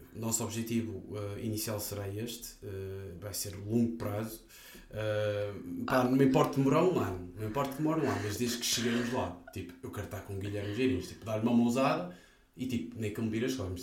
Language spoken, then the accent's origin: Portuguese; North, Portugal; exteriormente eu posso ser de norte